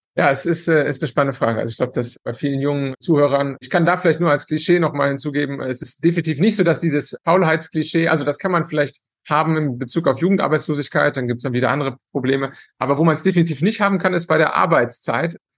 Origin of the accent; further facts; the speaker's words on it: Cologne, North Rhine-Westphalia, Germany; moved away as an adult; now in Italy; ich komme ja aus Köln